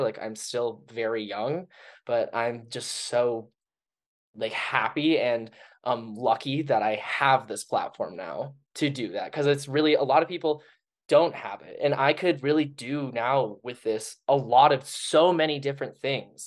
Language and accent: English; Minnesota, United States; moved away as an adult; also born or lived in Colorado; now in Denver, United States; Growing up in Minnesota, we had that Minnesota nice kind of thing.